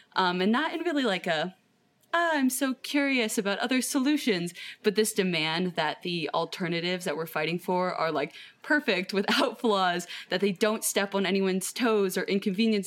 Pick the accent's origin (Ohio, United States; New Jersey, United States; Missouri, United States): Ohio, United States; Cleveland; I am from Cleveland, Ohio in the United States.